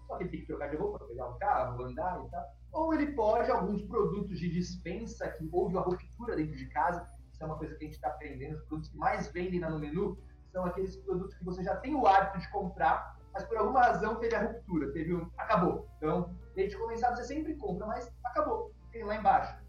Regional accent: Itajubá, Minas Gerais, Brazil; now in São Paulo, Brazil; Itajubá cidade onde eu nasci

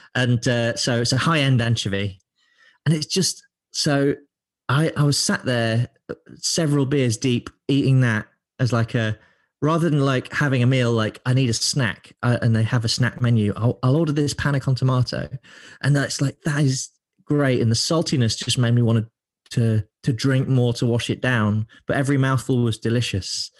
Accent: Lincoln, East Midlands, United Kingdom; also born or lived in London; now in Manchester, United Kingdom; I'm from Lincoln

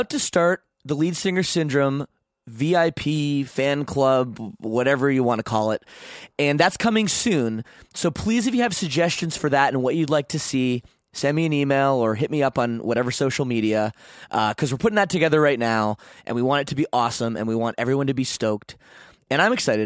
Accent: Canada; I'm Canadian

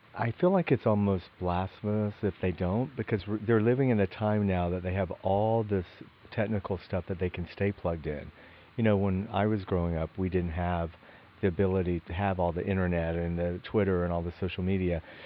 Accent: Athens, Georgia, United States; we grew up together in Athens, Georgia.

